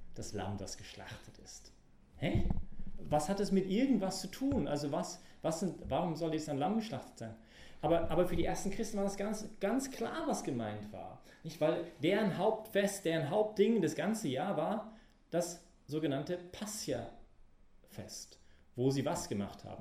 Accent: Canada; German is a second language; moved away; als Kanadier

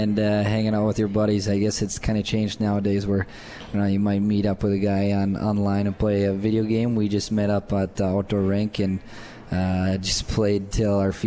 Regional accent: Thief River Falls, Minnesota, United States; I grew up in Thief River Falls, which is 8,000 people roughly

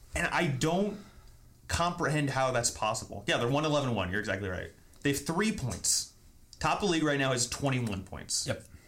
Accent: Indianapolis, Indiana, United States; also born or lived in Berwyn, Illinois; I was born in Berwyn, mm-hmm. real close to Chicago, and then I was raised pretty much exclusively in Indianapolis

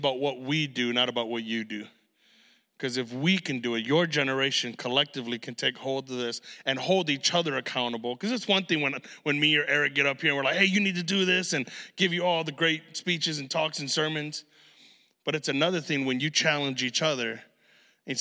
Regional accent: Chicago, Illinois, United States; we're from Chicago

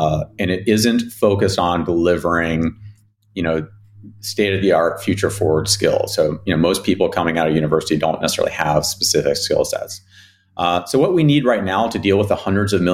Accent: West Virginia, United States; moved away; where I grew up in West Virginia

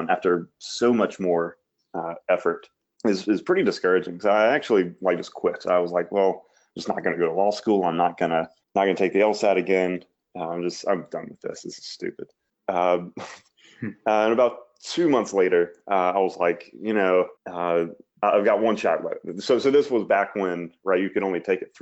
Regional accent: Mississippi, United States; I'm from Mississippi, lived my whole life here

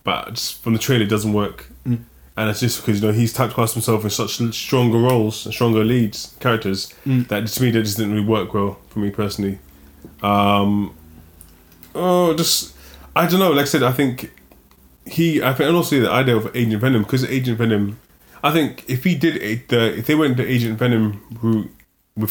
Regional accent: London, United Kingdom; a lot of us grew up in London

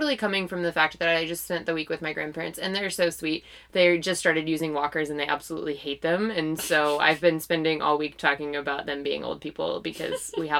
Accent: St. Louis, Missouri, United States; I grew up in St. Louis

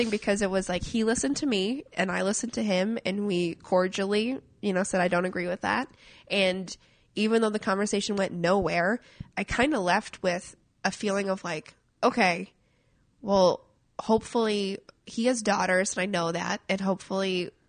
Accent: Midwest, United States; I have opinions on the Trump thing, uh, just from growing up in Middle America, and I firmly see how.

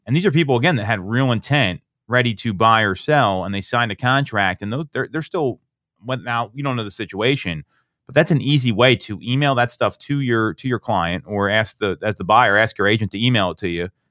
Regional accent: Chester Springs, Pennsylvania, United States; where I grew up out in Chester Springs

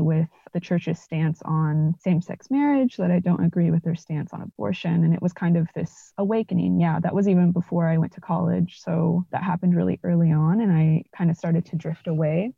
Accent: Norman, Oklahoma, United States; also born or lived in Edmond, Oklahoma; So, I grew up in Oklahoma. I was born and raised here, and both my parents immigrated from Mexico

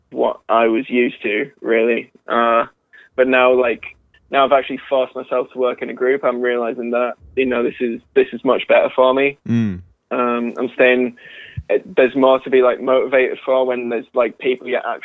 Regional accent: United Kingdom; so I'm like I'm the only one from the UK

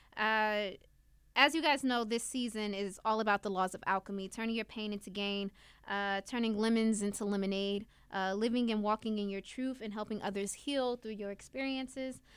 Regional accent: Newark, New Jersey, United States; I'm from Newark, New Jersey. I grew up in an urban city.

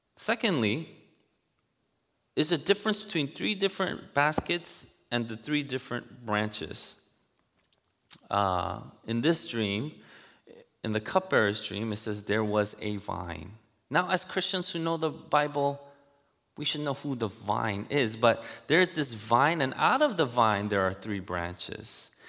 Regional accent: New York City, New York, United States; I grew up in Elmhurst, Queens

